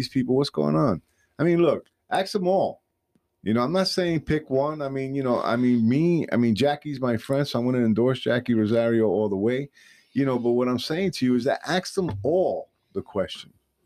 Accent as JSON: {"language": "English", "town": "New York City", "region": "New York", "country": "United States", "tie": "born or raised there", "said": "I grew up in the Bronx"}